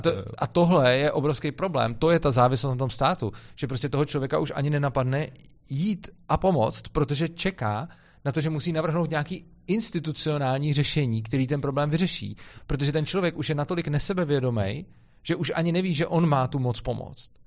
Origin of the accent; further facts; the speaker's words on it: Czechia; mám rád tu zemi, odkud pocházím